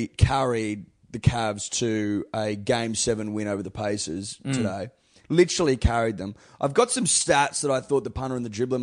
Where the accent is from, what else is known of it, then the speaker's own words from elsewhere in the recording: Australia; I'm Australian. I was born in Australia. I'm Australian.